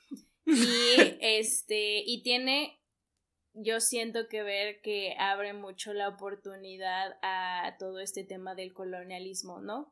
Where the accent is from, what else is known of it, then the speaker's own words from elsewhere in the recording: Mexico; nosotros como mexicanos